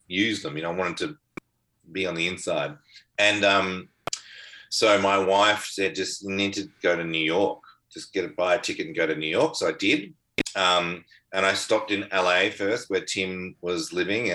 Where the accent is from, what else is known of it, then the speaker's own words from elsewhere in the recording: Melbourne, Victoria, Australia; moved away as an adult; the suburb I grew up in Melbourne, Mentone